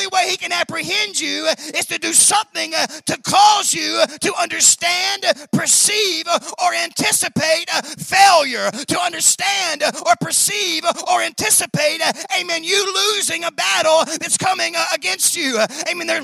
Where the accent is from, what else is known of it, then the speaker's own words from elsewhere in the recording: Memphis, Tennessee, United States; I was born and raised in Memphis, Tennessee